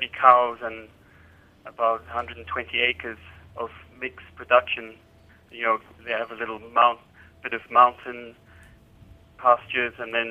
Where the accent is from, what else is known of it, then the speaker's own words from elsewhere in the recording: Zambia; also born or lived in Switzerland; now in London, United Kingdom; I was born in Zambia, grew up there, and then I went to Switzerland